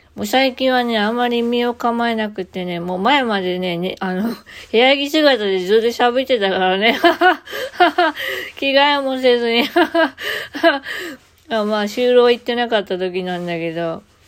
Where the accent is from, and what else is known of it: Kansai, Japan; accent: Kansai-ben